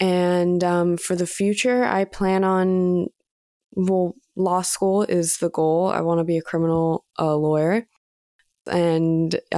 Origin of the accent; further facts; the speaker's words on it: Atherton, California, United States; I'm 17. I was born in Atherton, California.